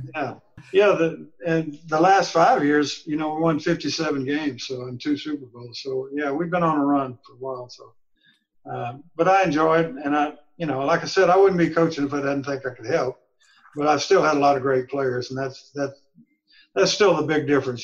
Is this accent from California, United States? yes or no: no; Texas, United States; I'm from Texas